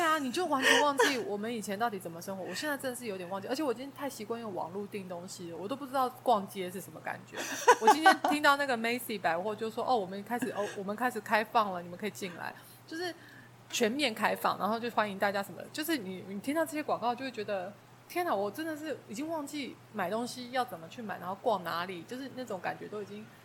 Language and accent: Chinese; Taiwan; moved away as an adult; now in New York, United States; 我们又是台湾人